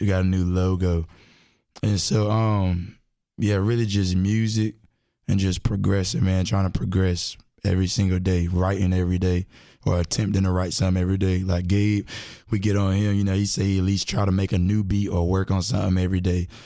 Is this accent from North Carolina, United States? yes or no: yes; Durham, North Carolina, United States; also born or lived in Timberlake, North Carolina; I'm from Durham